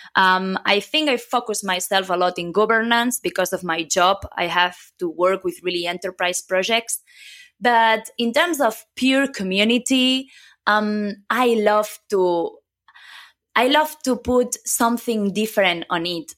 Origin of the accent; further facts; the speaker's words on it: a small city near Barcelona, Catalonia, Spain; first language Catalan; English is a second language; moved away as an adult; also born or lived in Germany; now in Madrid, Spain; I come from, uh, a small city near Barcelona.